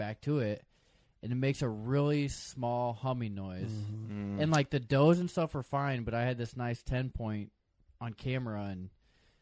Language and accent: English; Midwest, United States; we are from the Midwest